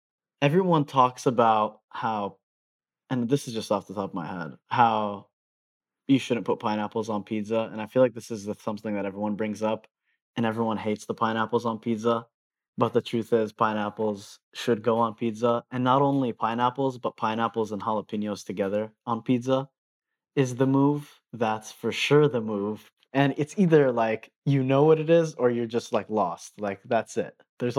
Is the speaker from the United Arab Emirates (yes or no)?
yes; Dubai, United Arab Emirates; also born or lived in Denver, United States; I was born in Denver, Colorado. I lived there until probably I was in the fourth grade, moved to Dubai, the United Arab Emirates. And so I was there until I graduated high school.